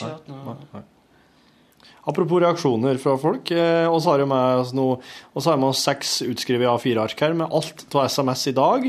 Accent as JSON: {"language": "Norwegian", "area": "Hjerkinn area", "region": "Innlandet", "country": "Norway", "tie": "born or raised there", "moved": "yes", "said": "Det er jo i heimtraktene mine. Hjerkinn til fylkesgrensa"}